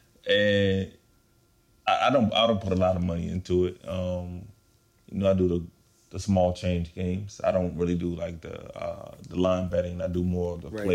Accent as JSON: {"language": "English", "country": "United States", "said": "as an American here"}